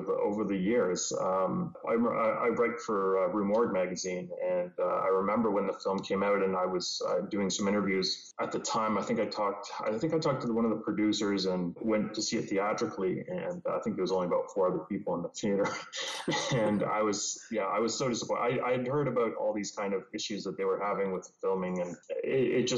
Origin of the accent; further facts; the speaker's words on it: Canada; as a Canadian